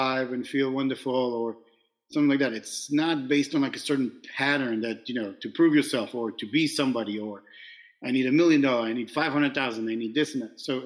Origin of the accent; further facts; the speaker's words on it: Israel; now in New York, United States; I was born in New York. And now you tell me, oh, wait a minute. Where were you raised? And I'm like, oh, in Israel.